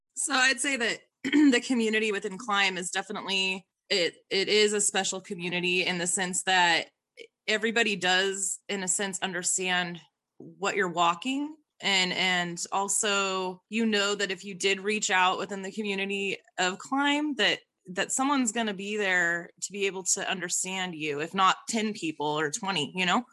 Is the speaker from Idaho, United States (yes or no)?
yes; Idaho, United States; I am forty years old, and I am from Idaho